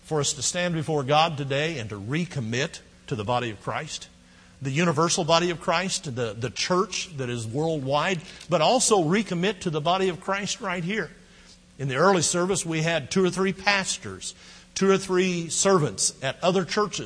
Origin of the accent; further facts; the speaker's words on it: Midwest, United States; now in Texas, United States; We grew up in the Midwest. We ate a lot of Great Northern and Navy beans on New Year's Day. Moved to Texas